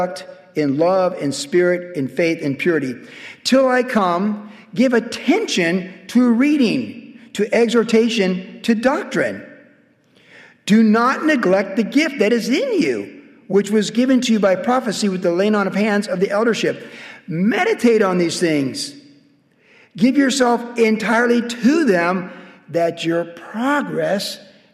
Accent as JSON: {"language": "English", "country": "United States", "said": "being an American"}